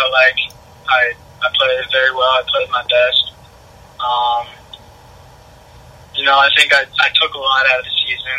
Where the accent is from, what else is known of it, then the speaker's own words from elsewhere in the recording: East Lake, Florida, United States; I grew up in East Lake